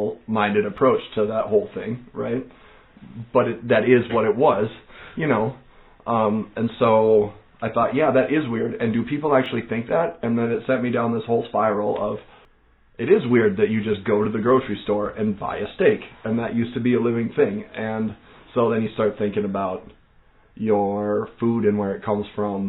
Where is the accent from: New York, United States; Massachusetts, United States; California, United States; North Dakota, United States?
North Dakota, United States; moved away as an adult; now in Minnesota, United States; growing up in North Dakota